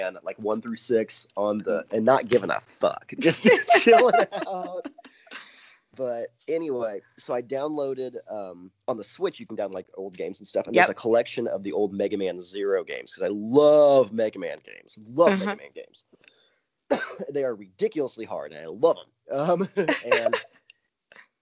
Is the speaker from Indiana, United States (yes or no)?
yes; Vincennes, Indiana, United States; my hometown of Vincennes, Indiana